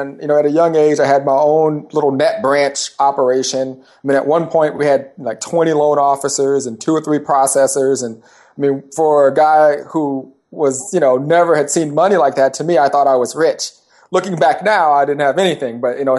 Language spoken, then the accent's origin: English; California, United States; Yeah, I'm from Southern California. I grew up in Southern California, the Orange County area.